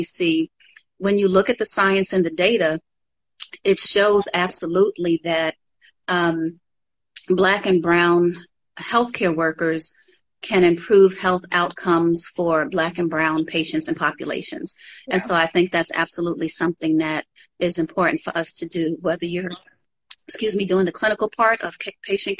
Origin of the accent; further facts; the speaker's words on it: New York City, New York, United States; moved away as an adult; now in Atlanta, United States; as a child growing up in Harlem